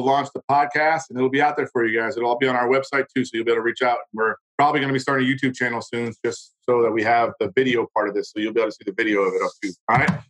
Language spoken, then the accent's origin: English; United States; a lot of us as Americans that are proud